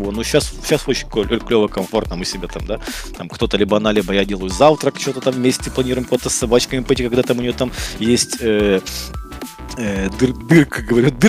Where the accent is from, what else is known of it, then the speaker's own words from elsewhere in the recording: Kyiv Oblast, Ukraine; born there; родился под Киевом, и я мечтал, что вот я там приеду в Киев, буду жить в большом городе